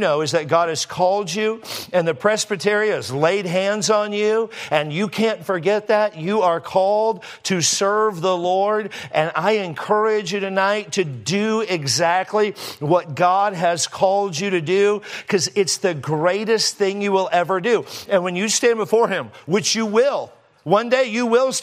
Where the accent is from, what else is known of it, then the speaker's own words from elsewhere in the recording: California, United States; I am from California